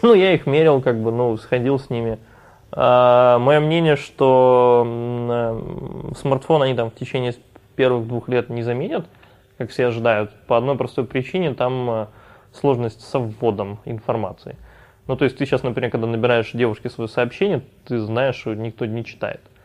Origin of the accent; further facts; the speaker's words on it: Odesa, Odesa Oblast, Ukraine; это все в Одессе